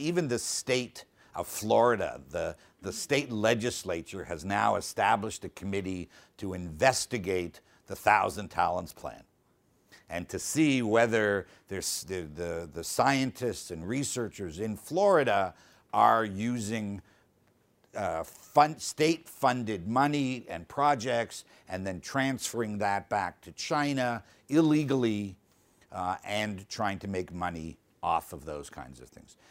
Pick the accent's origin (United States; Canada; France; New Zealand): Canada; I'm Canadian.